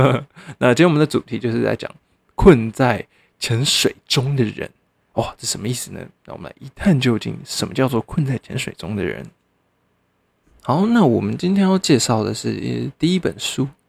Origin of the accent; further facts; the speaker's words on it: Hsinchu, Taiwan; 我新竹人啊